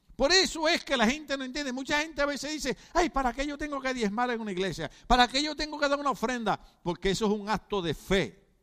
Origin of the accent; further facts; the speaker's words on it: Puerto Rico; now in United States; mi país, Puerto Rico